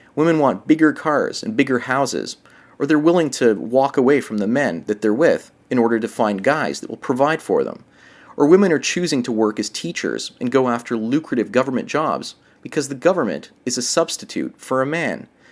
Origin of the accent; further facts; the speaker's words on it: Canada; up here in Canada